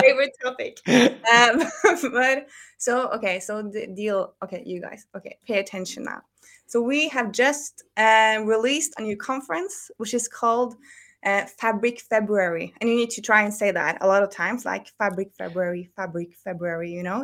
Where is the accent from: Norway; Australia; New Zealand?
Norway; I live in Oslo. I'm from Norway.